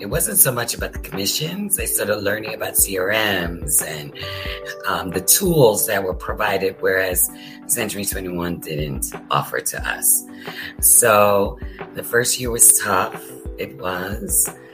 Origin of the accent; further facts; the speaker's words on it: Pennsylvania, United States; moved away as an adult; now in Florida, United States; I'm originally from Pennsylvania.